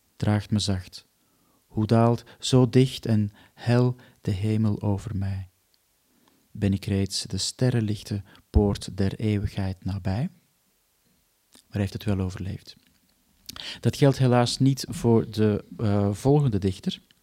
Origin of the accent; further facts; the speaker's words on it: Antwerp, Flanders, Belgium; now in Netherlands; ik woon dan wel in Nederland, maar ik kom natuurlijk gewoon uit Antwerpen